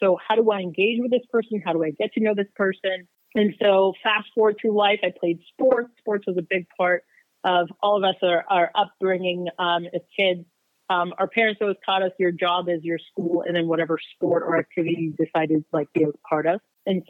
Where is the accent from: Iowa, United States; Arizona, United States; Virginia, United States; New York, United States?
Arizona, United States; Phoenix; also born or lived in Uganda; I am 37 years old. I grew up mainly in Phoenix, but like you said, originally from Uganda, Africa, and then I came here when I was about 8 years old.